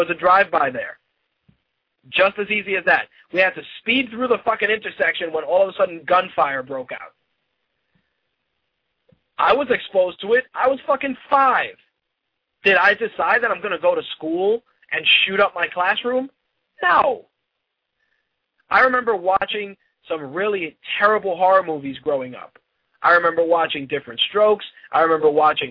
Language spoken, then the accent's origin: English; New York City, New York, United States; I grew up in the Bronx during the 80s when crack was prevalent